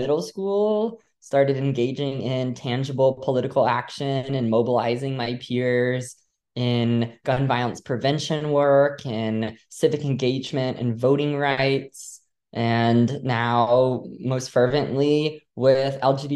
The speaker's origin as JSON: {"language": "English", "region": "Texas", "country": "United States", "tie": "born or raised there", "also_born_or_lived": "Louisiana", "moved": "as an adult", "lives_now": "Massachusetts, United States", "said": "I grew up in Louisiana, then moved to Texas a couple years later."}